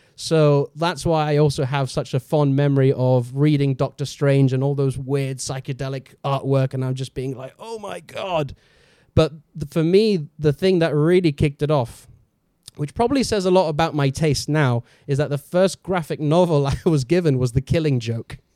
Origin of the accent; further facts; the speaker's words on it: Gibraltar; moved away; I come from Gibraltar, and back in Gibraltar, there's, when I was, like, growing up, there's nothing to do with comic books at all